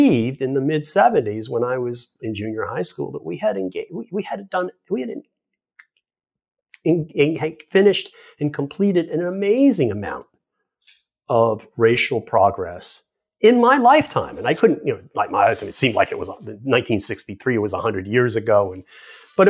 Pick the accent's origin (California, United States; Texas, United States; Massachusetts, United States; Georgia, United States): Massachusetts, United States; I grew up in Massachusetts